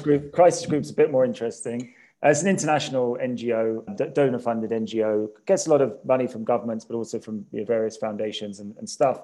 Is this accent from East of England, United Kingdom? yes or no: yes; Cambridge, East of England, United Kingdom; moved away as an adult; also born or lived in Addis Ababa, Ethiopia; now in Ethiopia; I'm a Brit and from, from Cambridge.